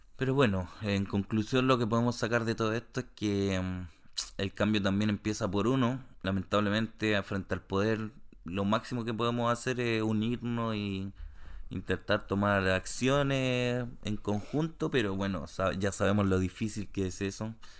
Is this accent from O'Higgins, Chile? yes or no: no; Santiago, Santiago Metropolitan Region, Chile; now in Canada; cuando era chico en Santiago